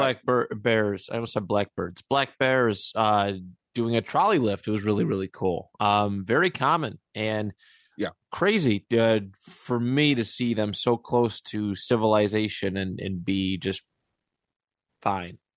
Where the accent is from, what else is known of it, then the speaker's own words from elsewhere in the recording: Niagara Falls, New York, United States; also born or lived in Buffalo; I grew up in the city. Like that's where eh, not that Niagara Falls is a big city by any means